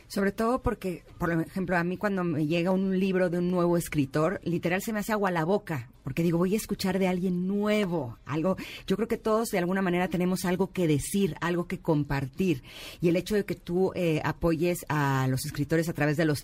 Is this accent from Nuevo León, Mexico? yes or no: yes; Monterrey, Nuevo León, Mexico; yo creo que es porque soy de Monterrey.